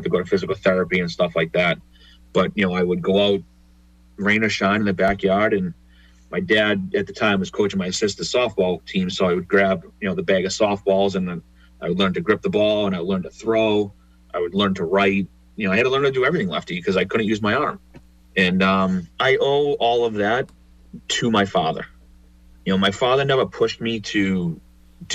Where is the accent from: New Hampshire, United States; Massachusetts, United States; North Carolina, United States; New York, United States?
Massachusetts, United States; Boston; a couple girls that I grew up with in Dorchester